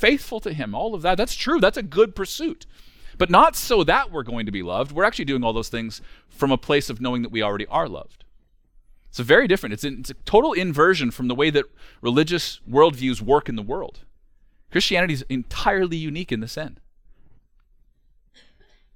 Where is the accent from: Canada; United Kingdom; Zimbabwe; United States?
Canada; rural central Alberta; We're from rural central Alberta. We're from a very small town, even on the scale of rural communities, which means that I grew up as one of the only kids from town, which was a town of 700